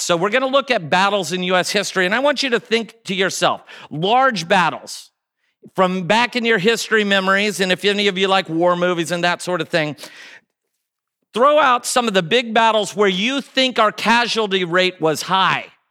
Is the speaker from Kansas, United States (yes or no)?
yes; Kansas City, Kansas, United States; also born or lived in Chicago; I grew up here in Kansas City